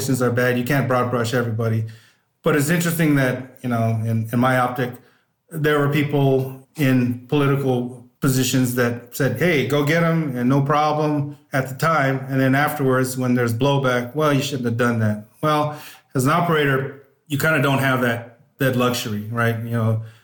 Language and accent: English; Northern California, United States; I grew up in Northern California, always wanted to be a police officer